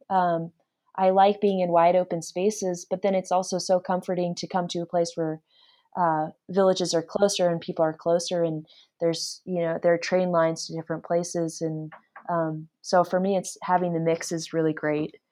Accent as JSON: {"language": "English", "town": "Anchorage", "region": "Alaska", "country": "United States", "tie": "born or raised there", "said": "I'm from Alaska, I grew up there"}